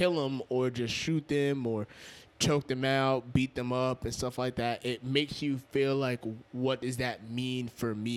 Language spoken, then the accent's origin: English; Yonkers, New York, United States; I'm from Yonkers